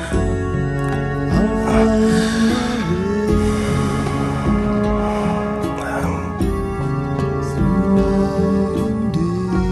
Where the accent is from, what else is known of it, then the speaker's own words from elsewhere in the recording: Gisborne, New Zealand; now in Tokoroa, New Zealand; I'm from Gisborne, born and raised in Gisborne